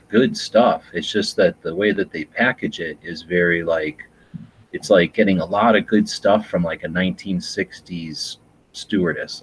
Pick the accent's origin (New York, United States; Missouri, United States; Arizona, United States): Arizona, United States; Tucson; we're from Tucson